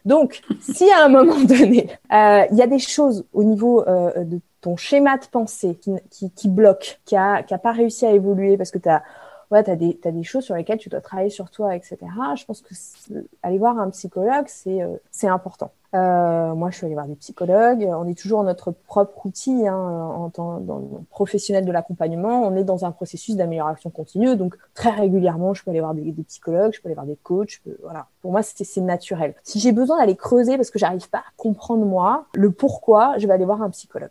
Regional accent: Brignais, Auvergne-Rhône-Alpes, France; moved away as an adult; also born or lived in Paris; je viens de Brignais

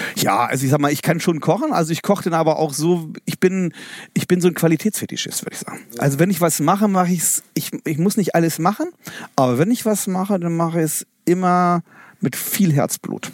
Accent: Osterode am Harz district, Lower Saxony, Germany; moved away; ich bin, bin aufgewachsen im Landkreis Osterode Harz, am Harz und komme somit auch aus einer Fleischerfamilie

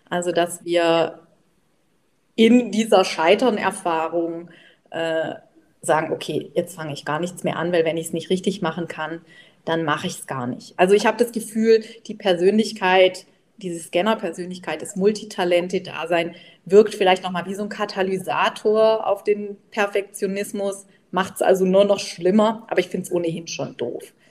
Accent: Baden-Württemberg, Germany; ich komme ja aus dem Schwab, Schwäbisch-Badischen, also alle Bächle heißt es bei uns

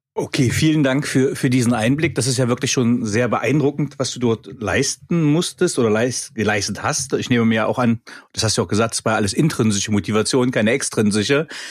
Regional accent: East Germany, Germany; Wir kommen ja nun beide, sind beide, ich, beide gebürtige DDR-Bürger

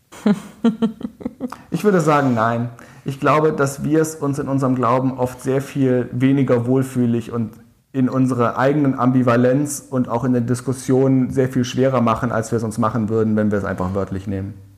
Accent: Tübingen, Baden-Württemberg, Germany; in der Klimaschutzgruppe in meiner Heimatstadt Tübingen engagiert

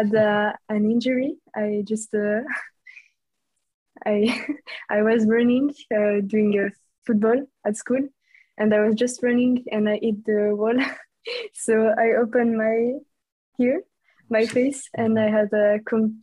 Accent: French-speaking Switzerland, Romandy, Switzerland; English is a second language; I'm from Switzerland, from the French parts

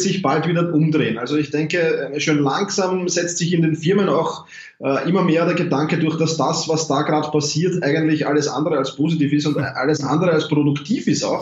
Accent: Vienna, Austria; ich komme aus Wien

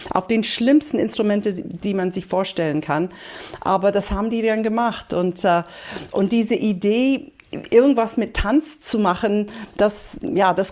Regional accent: Berlin, Germany; Und ich habe angefangen mit Salsa tanzen aufgewachsen hier in Berlin

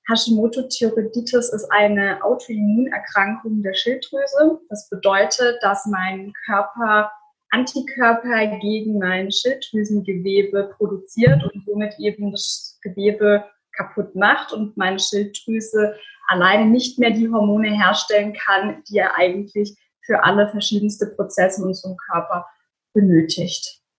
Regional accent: Offenburg, Baden-Württemberg, Germany; ich komme aus Offenburg, das ist in der Nähe von Freiburg.

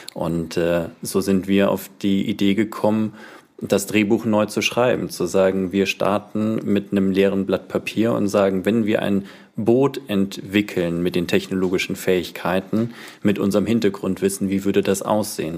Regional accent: Landshut, Bavaria, Germany; now in Schleswig-Holstein, Germany; Niederbayern, Landshut

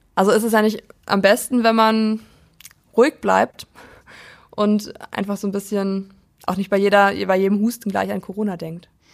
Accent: Prignitz district, Brandenburg, Germany; ich komme ja aus dem Landkreis Prignitz in Brandenburg

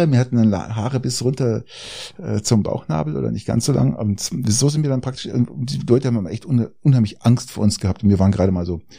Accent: Garmisch-Partenkirchen, Bavaria, Germany; weil ich bin ja in, in Garmisch groß geworden

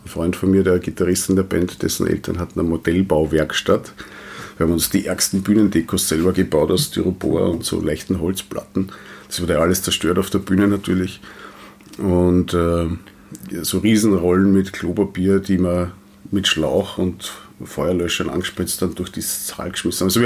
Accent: Wiener Neustadt, Lower Austria, Austria; so wie der äh, Lungenarzt auch in Wiener Neustadt, wo ich herkomme.

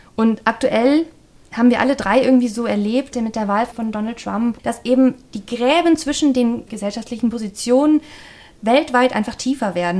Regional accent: the West, West Germany, Germany; Ich bilde den westlichen Gegenpol hier

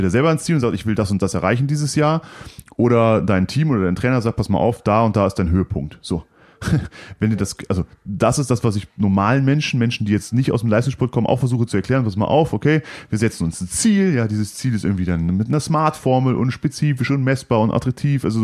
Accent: Cologne, North Rhine-Westphalia, Germany; da habe ich einen Platz bekommen, was untypisch war, als äh, Kölner nach Bad Reichenhall zu gehen, 700 Kilometer

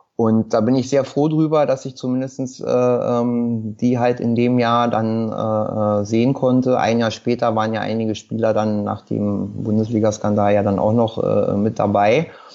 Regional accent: Berlin, Germany; geboren in Berlin-Wilmersdorf. Mein Kiez ist halt immer Schöneberg-Wilmersdorf gewesen. Äh, hier auch zur Schule gegangen

